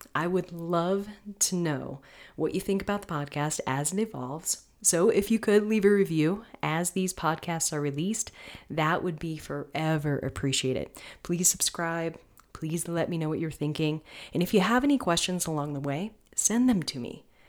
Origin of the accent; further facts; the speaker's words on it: Florida, United States; I'm from Florida.